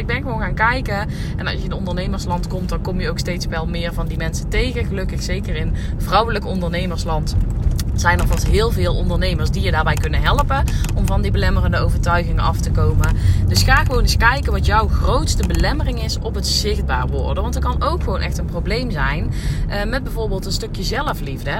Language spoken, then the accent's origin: Dutch; North Brabant, Netherlands; accent: Brabantse accent; mijn Brabantse accent